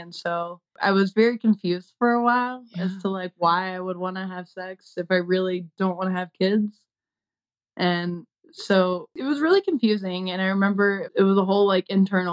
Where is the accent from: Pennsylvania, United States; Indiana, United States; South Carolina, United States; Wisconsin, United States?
South Carolina, United States; I grew up in South Carolina and they're very like Southern Baptists.